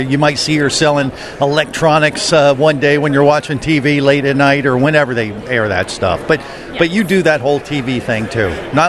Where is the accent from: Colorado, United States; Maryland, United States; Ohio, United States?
Ohio, United States; now in Florida, United States; I grew up in Ohio, ended up in Florida.